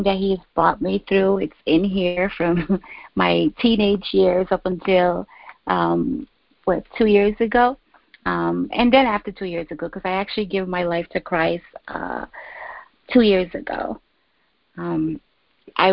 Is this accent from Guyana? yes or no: yes; Guyana; moved away as an adult; now in New York City, United States; born and raised in Guyana, South America, but I've been in the United States since I was 18